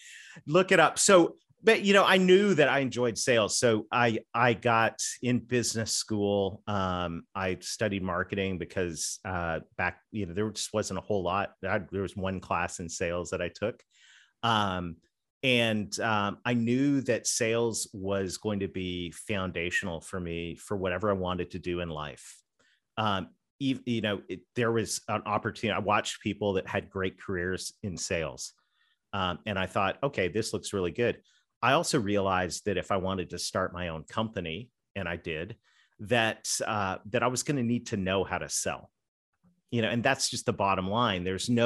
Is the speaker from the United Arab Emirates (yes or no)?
no; Canada; accent: Southern; I'm a Canadian kid with a Southern accent, right?